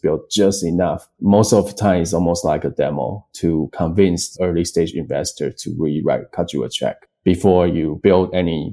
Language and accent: English; Taiwan; moved away; both my co-founder, Jack, and I came from Taiwan.